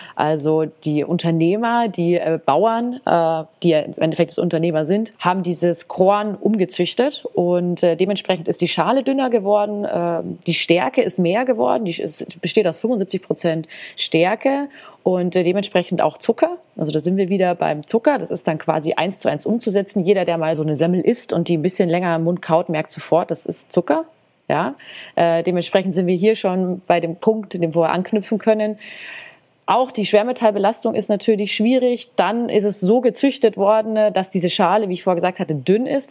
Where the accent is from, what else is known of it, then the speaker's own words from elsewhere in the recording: Germany; bei uns in Deutschland